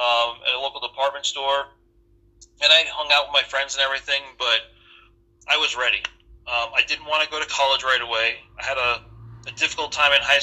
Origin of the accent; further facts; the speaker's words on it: New York, United States; moved away as an adult; also born or lived in California / Italy; I'm originally from New York